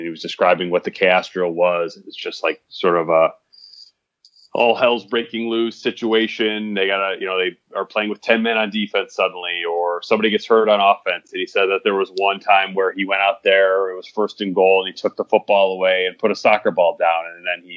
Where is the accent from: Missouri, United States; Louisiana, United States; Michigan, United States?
Michigan, United States; I grew up in Michigan